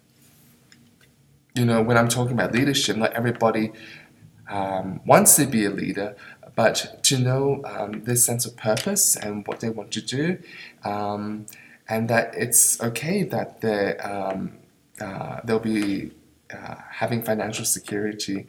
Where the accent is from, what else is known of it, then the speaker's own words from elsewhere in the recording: Australia; moved away as an adult; also born or lived in Jakarta, Indonesia; now in Ulaanbaatar, Mongolia; I'm from Australia